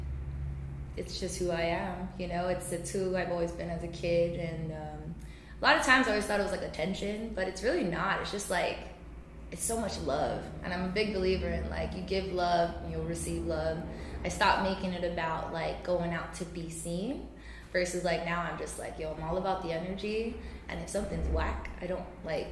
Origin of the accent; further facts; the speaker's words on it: Santa Rita, Guam; I am from Santa Rita